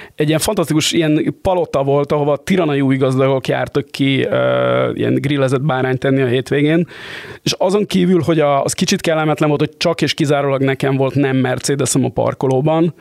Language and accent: Hungarian; Budapest, Hungary; a budapestiként